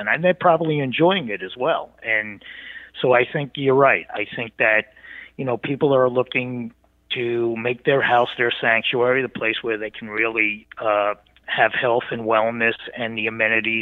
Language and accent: English; East Coast, United States; I grew up on the East Coast